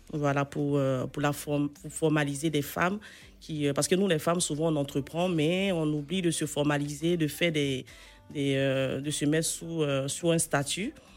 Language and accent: French; Côte d’Ivoire; c'est mon pays. Je suis euh, ivoirienne